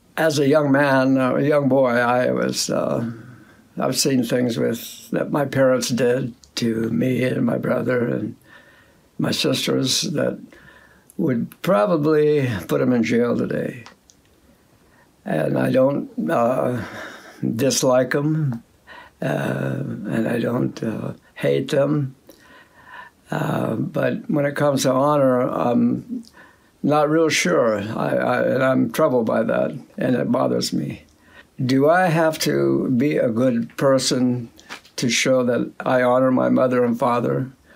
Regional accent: Southern California, United States; I was born and raised in Southern California.

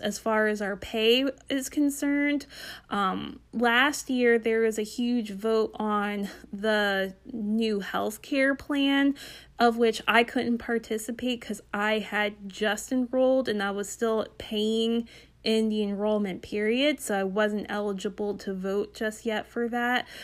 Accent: Northern Delaware, United States; I'm from Northern Delaware

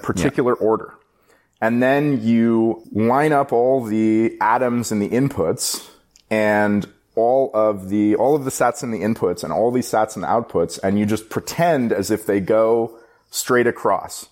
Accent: Bay Area, California, United States; I live in the Bay Area. I grew up in the Bay Area

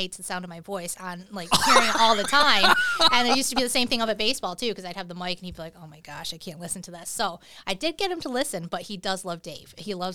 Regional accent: Little Falls, New York, United States; I grew up in Little Falls, but where I live now, we're right on the cusp of 518

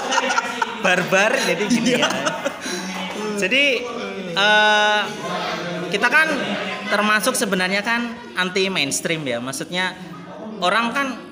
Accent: Cikarang, West Java, Indonesia; asli Bekasi, Cikarang.

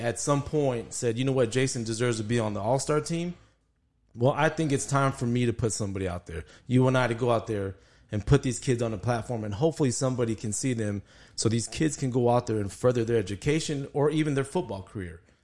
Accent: El Paso, Texas, United States; born and raised in El Paso, grew up here

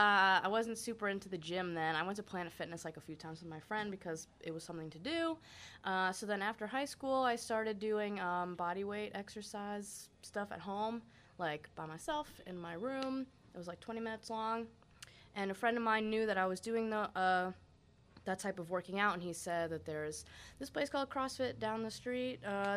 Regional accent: Poughkeepsie, New York, United States; Poughkeepsie, New York.

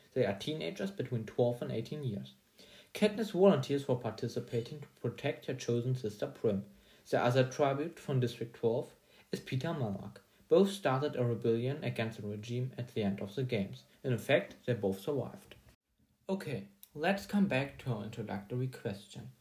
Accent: Germany; English is a second language; I'm a student from Germany

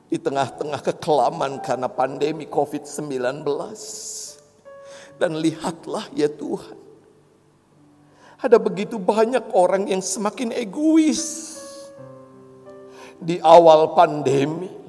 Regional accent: Java, Indonesia; Seperti saya orang Jawa yang jatuh cinta pada orang Batak istri saya.

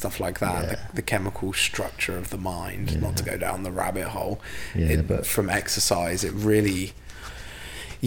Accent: Burnham-on-Sea, South West England, United Kingdom; this is my hometown now, pretty much. I've been here 20 years, so it's basically my hometown

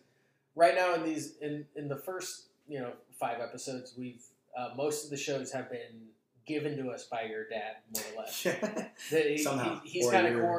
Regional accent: Southern California, United States; growing up in Southern California

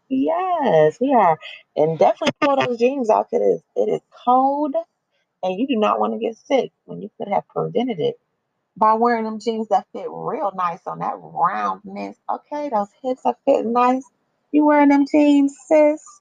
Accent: Chicago, Illinois, United States; growing up in Chicago, in different places, you, you up around different men and being Latina

